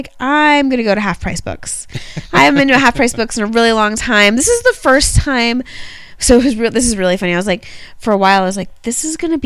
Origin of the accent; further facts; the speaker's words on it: Orlando, Florida, United States; also born or lived in outside of Baltimore; now in Baltimore, United States; I grew up right outside of Orlando